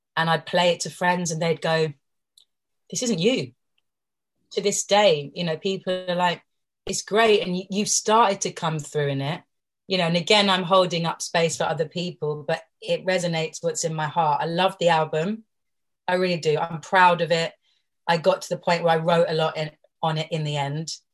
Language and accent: English; London, United Kingdom; as a girl growing up in London